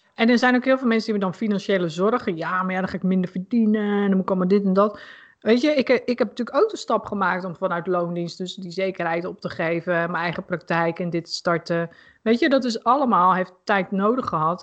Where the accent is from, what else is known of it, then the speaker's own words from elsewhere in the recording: Putten, Gelderland, Netherlands; Ik woonde in Putten. En ehm, ja, mijn eerste vriendje had ik daar. En nou mijn eerste vriendengroep